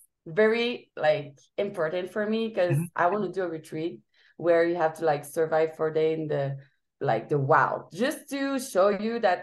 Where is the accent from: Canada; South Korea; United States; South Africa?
Canada; Montreal, Quebec; moved away; I don't have a home base. But I'm from Montreal, Canada, Quebec